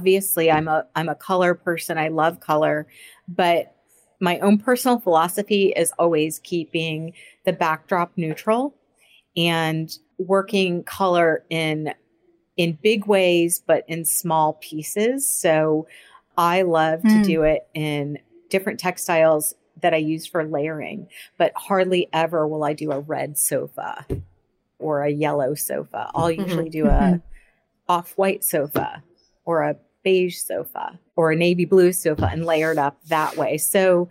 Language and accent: English; Florida, United States; now in Boston, United States; I am from Florida. Yeah, I am. So I born and raised in Florida